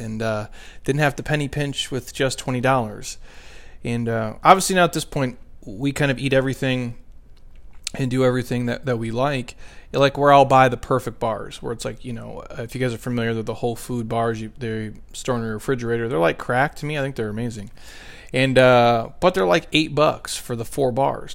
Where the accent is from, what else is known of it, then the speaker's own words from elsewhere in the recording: Midwest, United States; now in Southwest, United States; I'm from the Midwest